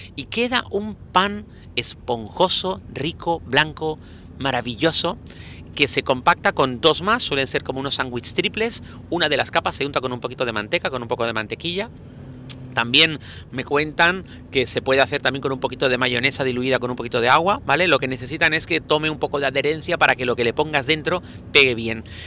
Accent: Spain

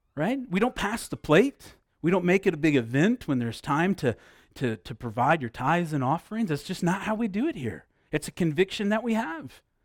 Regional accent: Midwest, United States; moved away; I grew up in the Midwest.

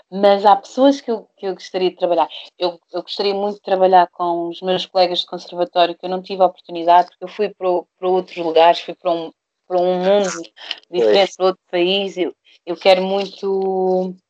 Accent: Brazil; moved away; do Brasil, eu lembro que eu, eu comecei a fazer, a, a, a, filmar um documentário só da minha mãe um documentário só do meu pai.

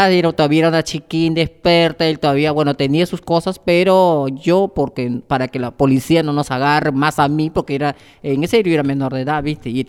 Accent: Lima, Peru; yo estaba en Lima, yo soy de Perú

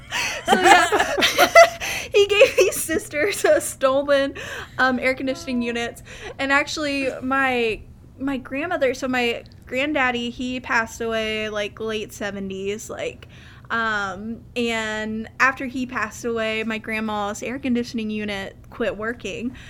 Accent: Central Kentucky, United States; I'm from the heart of Kentucky, Central Kentucky

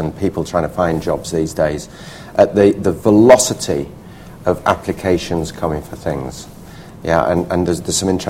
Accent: Leeds, Yorkshire and the Humber, United Kingdom; moved away as an adult; also born or lived in Hull; I grew up in Leeds

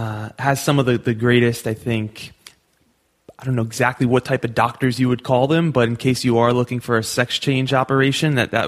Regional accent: United States

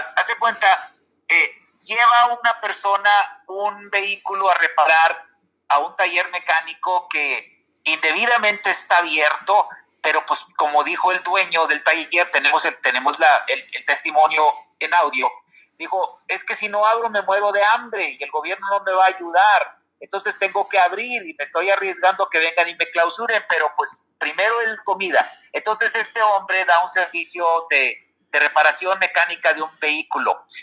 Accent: Mexico; antes de ser sanpetrinos somos mexicanos

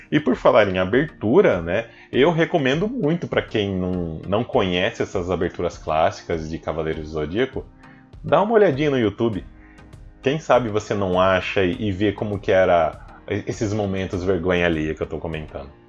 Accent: Guariba, São Paulo, Brazil; acabaram enviando uma galerinha japonesa lá para minha cidade natal, a megalópole Guariba. Só que não, né? Na cidade bem pequena, gente.

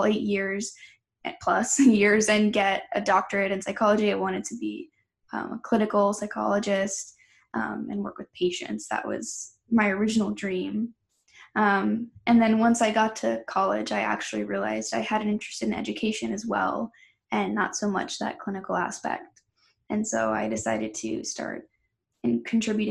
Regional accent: Milford, New Hampshire, United States; I'm from Milford, New Hampshire. We had a lot of students in my high school

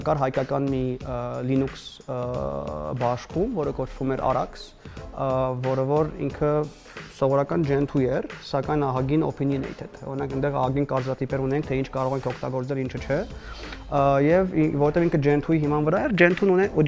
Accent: Syria; moved away; մեծացել եմ Սիրիայում, տեղափոխվել եմ պատերազմից հետո

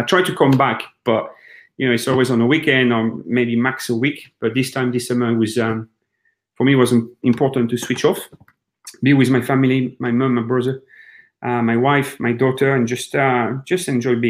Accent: France; moved away as an adult; So I'm actually in France in my mom's house. So we've been here for about 2 weeks.

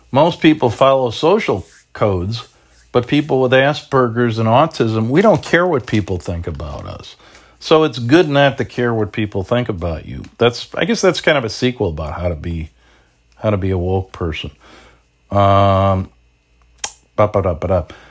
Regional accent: Chicago, Illinois, United States; I'm not even from Bridgeport, but I am from South Shore. You know, I always say to people up here, you know, you gotta remember, when I'm in Lincoln Park, you gotta remember I'm from the South Side

